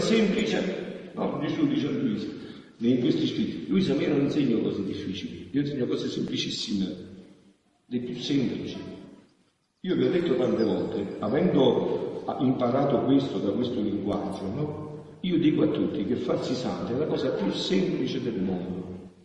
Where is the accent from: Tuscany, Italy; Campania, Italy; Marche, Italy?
Campania, Italy; Montefusco; al mio paese, a Montefusco